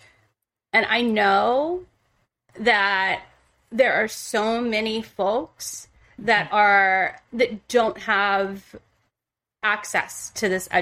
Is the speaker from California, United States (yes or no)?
no; Ohio, United States; moved away; I'm from middle America. I'm from like, you know, Ohio, the heartland